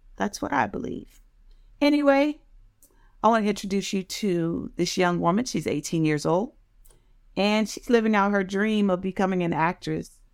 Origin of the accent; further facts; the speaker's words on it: United States; my area where I grew up in Maryland and Washington, D C.